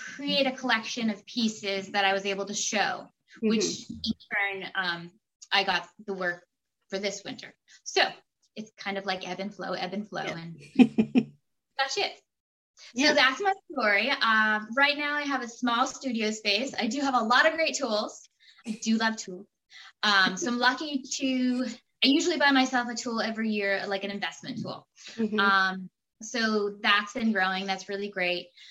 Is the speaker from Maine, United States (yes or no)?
yes; Minot, Maine, United States; also born or lived in Rhode Island / Vermont; I grew up in Minot. Uh, it's also in Maine